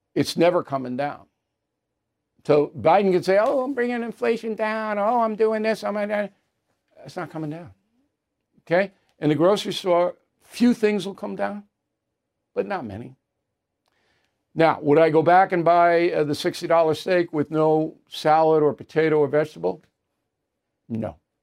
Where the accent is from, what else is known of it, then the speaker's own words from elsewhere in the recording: United States; I'm an American.